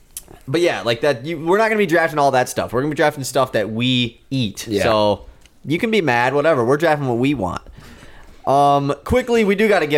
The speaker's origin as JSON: {"language": "English", "region": "Michigan", "country": "United States", "said": "we're from Michigan."}